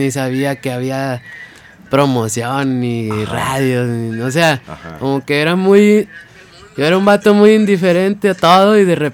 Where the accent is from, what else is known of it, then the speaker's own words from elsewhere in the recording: Mezquital, Durango, Mexico; Se llama el Mezquital Durango.